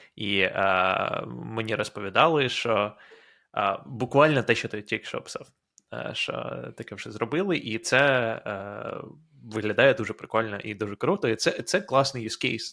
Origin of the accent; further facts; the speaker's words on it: Ukraine; moved away as an adult; now in United States; в Україні ти розмовляєш українською е, все своє життя